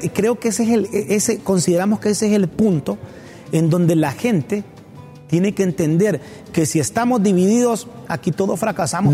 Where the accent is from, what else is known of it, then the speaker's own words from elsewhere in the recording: Honduras; como hondureños